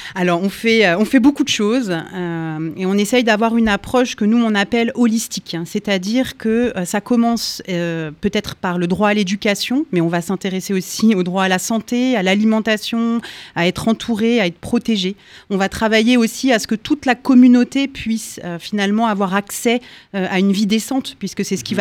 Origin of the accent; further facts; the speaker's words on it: France; chez nous en France